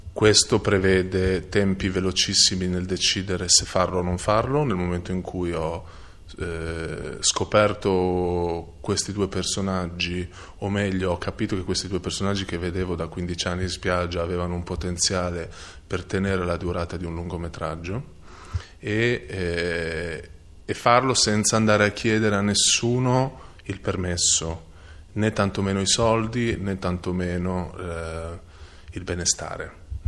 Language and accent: Italian; Emilia-Romagna, Italy; moved away as an adult; also born or lived in United States; io da romagnolo